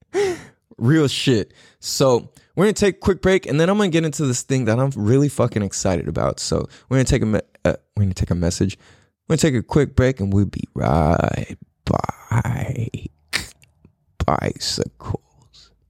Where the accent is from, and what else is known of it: San Diego, California, United States; born or raised there; moved away